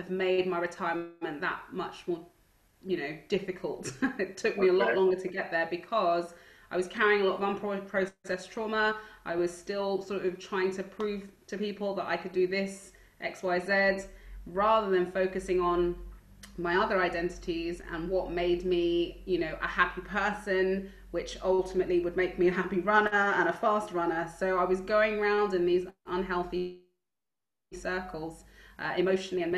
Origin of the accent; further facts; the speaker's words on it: Stonebridge, London, United Kingdom; where I grew up in Stonebridge